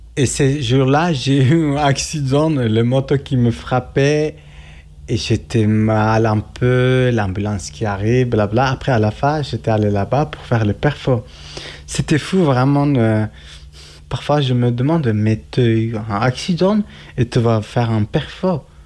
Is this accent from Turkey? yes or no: yes; Turkey; French is a second language; moved away as an adult; now in Geneva, Switzerland; je viens de la Turquie, mais je suis kurde